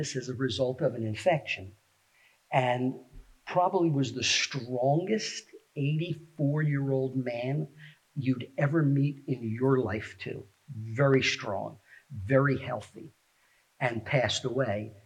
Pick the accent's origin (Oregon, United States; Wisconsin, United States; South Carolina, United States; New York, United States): New York, United States; New York City; also born or lived in Scarsdale, New York; now in Phoenixville, United States; I've lived here in the Phoenixville area for 30 plus years, but I grew up in the Bronx, New York, and then lived in Scarsdale